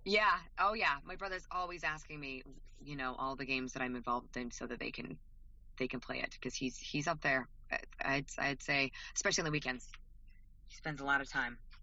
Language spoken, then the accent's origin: English; Idaho, United States; We, we're both from Idaho